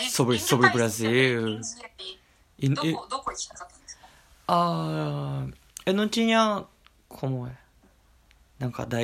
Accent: Okayama, Japan; Portuguese is a second language; also born or lived in Brazil; já tô chegando 30. E eu nasci no Japão, cresci no Japão.

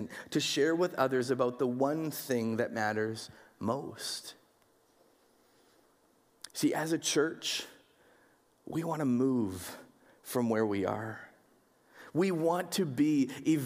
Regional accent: Winnipeg, Manitoba, Canada; growing up in Winnipeg

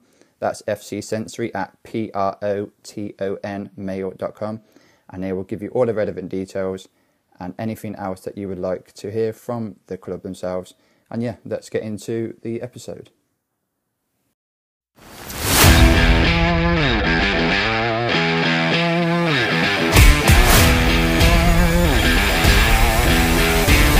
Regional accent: Coventry, West Midlands, United Kingdom; when I grew up in Coventry and I lived in Coventry

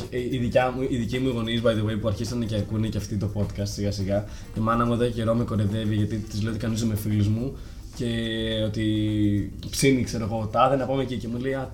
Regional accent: Athens, Attica, Greece; είμαστε Αθηναίοι, ε, είμαστε 5 εκατομμύρια άτομα.

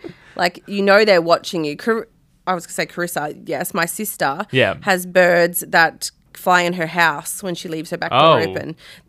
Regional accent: Melbourne, Victoria, Australia; moved away; I'm from Melbourne.

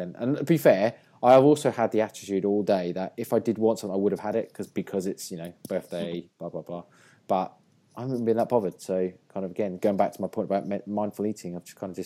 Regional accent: England, United Kingdom; I'm English

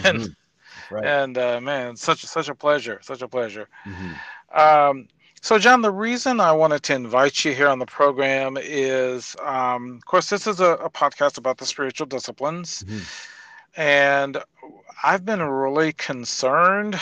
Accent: Tennessee, United States; moved away; I left Tennessee in 91 and I'm still a Tennessean

